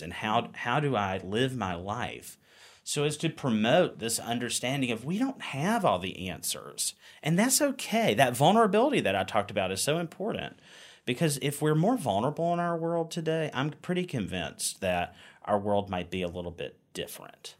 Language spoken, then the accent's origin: English; Wilson, North Carolina, United States; moved away as an adult; now in Richmond, United States; I grew up in Eastern North Carolina